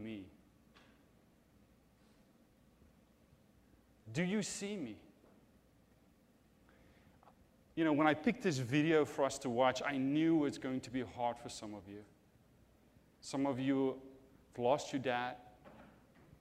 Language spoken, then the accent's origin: English; South Africa; moved away; I'm from South Africa